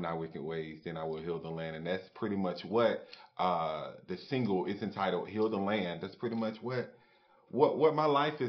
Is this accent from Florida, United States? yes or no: yes; Jacksonville, Florida, United States; I'm born and raised in Jacksonville, Florida